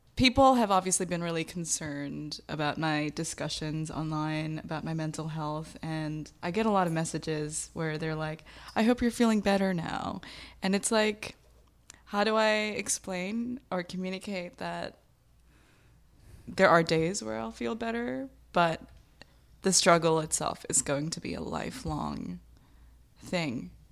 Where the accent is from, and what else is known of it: United States; born or raised there; also born or lived in Bangladesh